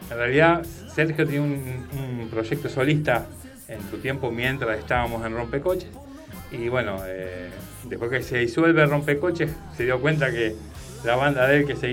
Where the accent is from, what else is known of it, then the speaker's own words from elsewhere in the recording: Rosario, Santa Fe, Argentina; Sí, sí, Todos rosarinos.